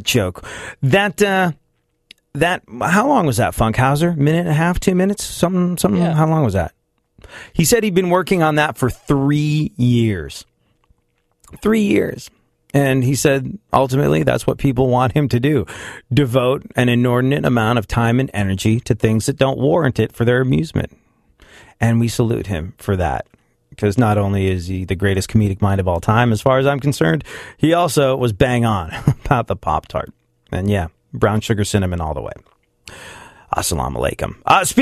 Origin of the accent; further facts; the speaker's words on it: United States; We're American